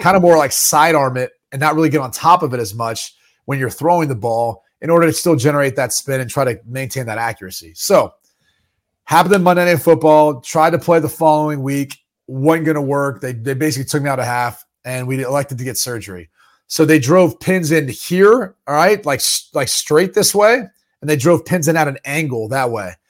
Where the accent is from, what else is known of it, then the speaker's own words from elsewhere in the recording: Dublin, Ohio, United States; moved away; I grew up in Dublin, Ohio, home of Wendy's